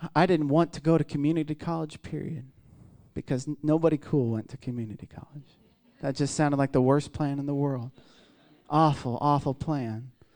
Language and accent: English; Midwest, United States; I'm from the Midwest